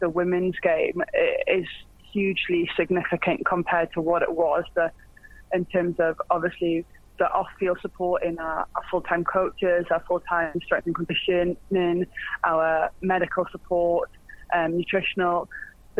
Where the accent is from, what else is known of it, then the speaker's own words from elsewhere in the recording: Newcastle upon Tyne, North East England, United Kingdom; I'm from Newcastle, where rugby at that time wasn't really a known sport